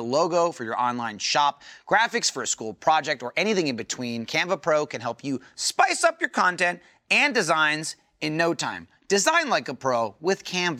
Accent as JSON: {"language": "English", "region": "New Jersey", "country": "United States", "said": "I'm from New Jersey"}